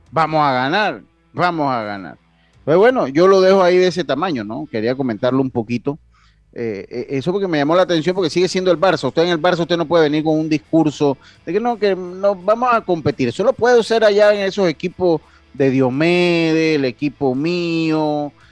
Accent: Santo Domingo, Distrito Nacional, Dominican Republic; saludos desde la capital del mundo, desde la ciudad de Santo Domingo, claro que sí, la ciudad misa, de donde soy yo, de mi ciudad de Santo Domingo.

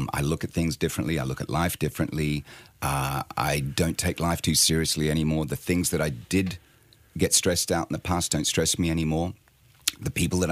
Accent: Sydney, New South Wales, Australia; also born or lived in London; now in Bournemouth, United Kingdom

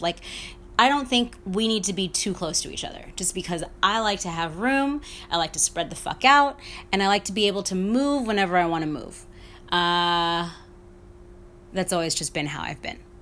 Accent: New York, United States; all growing up in New York

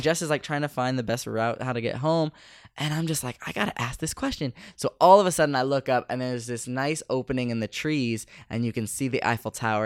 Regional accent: Bay Area, California, United States; coming from the States or coming from the Bay Area

